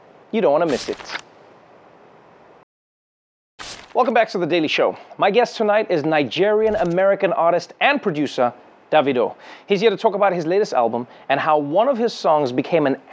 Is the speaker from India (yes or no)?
no; South Africa; as a South African